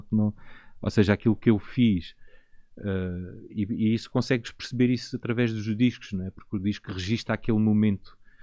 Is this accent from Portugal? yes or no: yes; Beja, Alentejo, Portugal; No caso da minha terra, em Beja